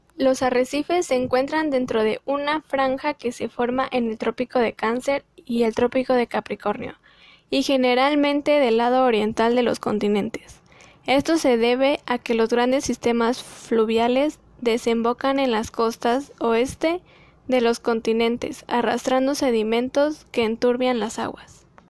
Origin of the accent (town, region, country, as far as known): Mexico